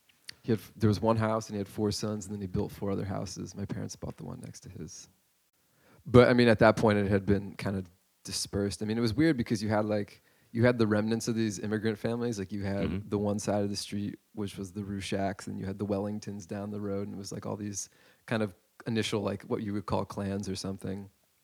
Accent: Dover, New Jersey, United States; I grew up in a town called Dover.

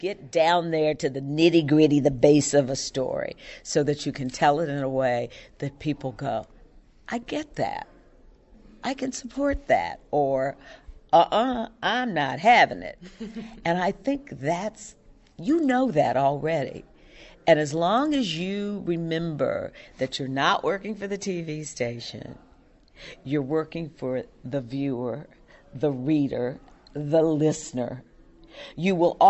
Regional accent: Louisville, Kentucky, United States; moved away as an adult; Because when I came here from Louisville, Kentucky, I knew no one.

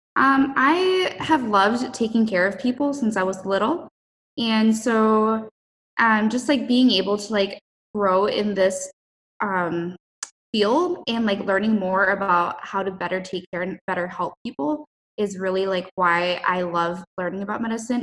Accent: Minnesota, United States; moved away; I'm from Minnesota

